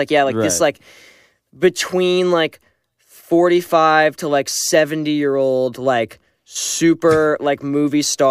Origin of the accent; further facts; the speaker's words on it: Canada; I'm Canadian